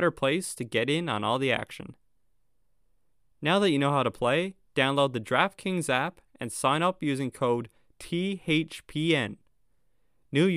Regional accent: Newfoundland and Labrador, Canada; being from Newfoundland

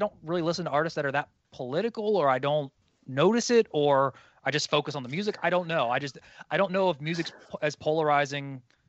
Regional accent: Hampton Roads area, Virginia, United States; born and raised in the Hampton Roads area, never really left. I mean, I've traveled other places and stuff, but you know, so the only real music scene that I've truly known has been this local one.

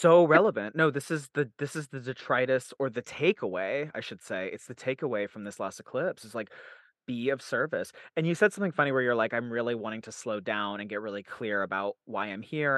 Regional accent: Utah, United States; also born or lived in Salt Lake City, Utah; I was raised in Salt Lake City, Utah, and then I was I grew up in a place called the Cove, which is in Utah County

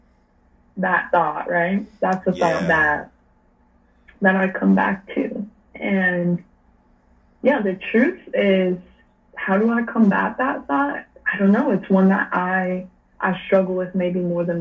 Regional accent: United States; especially probably as an American

